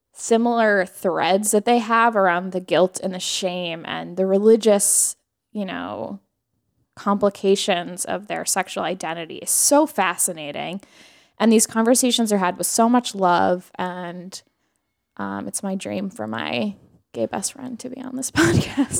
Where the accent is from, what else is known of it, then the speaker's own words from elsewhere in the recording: New York, United States; a New Yorker